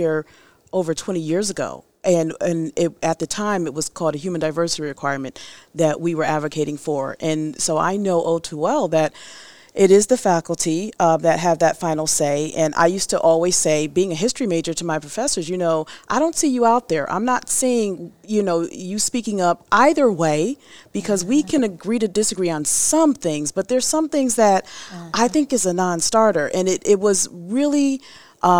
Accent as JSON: {"language": "English", "area": "Fairfield County", "region": "Connecticut", "country": "United States", "said": "I'm from Fairfield County"}